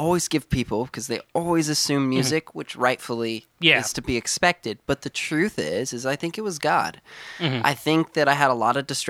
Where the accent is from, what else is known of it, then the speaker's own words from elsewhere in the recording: California City, California, United States; also born or lived in San Luis Obispo; So, I wasn't born in California City, but I spent, I think, around four and a half years old is when we moved there. But I was born in San Luis Obispo, Northern California.